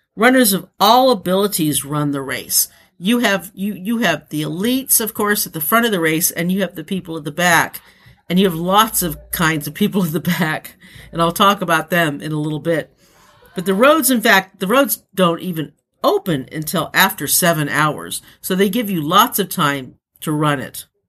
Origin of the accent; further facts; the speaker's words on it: United States; my fellow Americans